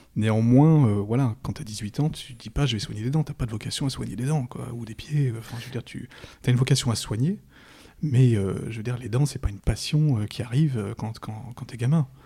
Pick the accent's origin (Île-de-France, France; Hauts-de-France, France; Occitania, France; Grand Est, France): Île-de-France, France; Paris; je suis parisien, je suis un pur, un pur parisien du, du, 11e arrondissement